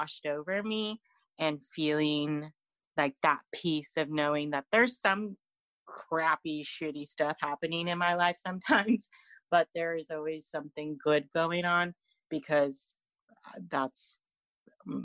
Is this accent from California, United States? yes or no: yes; California, United States; now in Fresno, United States; So I live in this town where everything is so far right and so conservative. And I come from the Bay Area, when I moved here to Fresno in 2017, I was very liberal, progressive